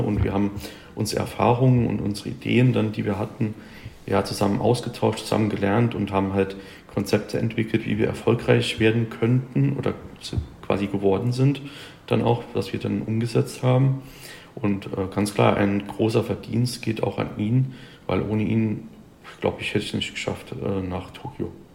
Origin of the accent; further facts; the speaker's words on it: Germany; bei uns in Deutschland